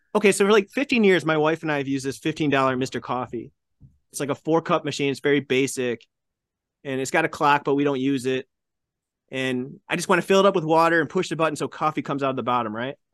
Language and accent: English; Buffalo, New York, United States; I grew up in the Buffalo area